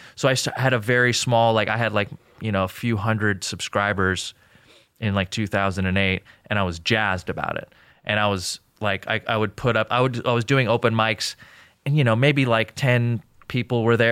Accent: Newbury Park, California, United States; also born or lived in Jordan; I grew up in Newbury Park, which is like a very, I don't know, it's like a small town.

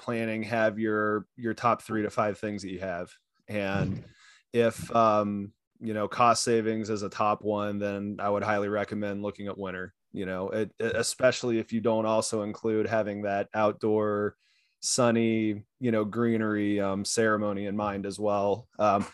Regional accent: Kansas, United States; moved away; growing up in Kansas

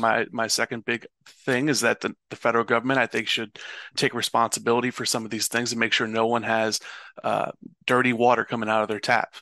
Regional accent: Louisville, Kentucky, United States; am originally born and raised in Louisville, Kentucky.

